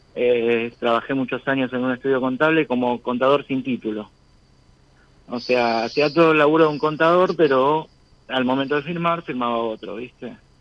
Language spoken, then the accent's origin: Spanish; San Antonio de Padua, Buenos Aires Province, Argentina